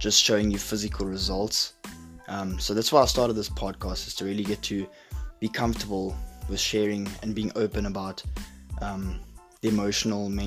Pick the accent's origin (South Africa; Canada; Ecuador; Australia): South Africa; now in Glasgow, United Kingdom; I'm from South Africa, but I'm living in Glasgow now with my family